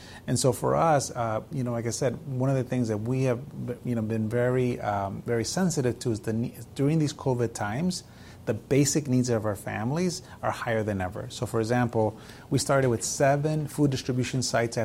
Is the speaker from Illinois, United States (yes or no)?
yes; Chicago, Illinois, United States; moved away as an adult; also born or lived in Mexico; now in San Antonio, United States; a child who grew up in poverty from Mexico, growing up in Chicago.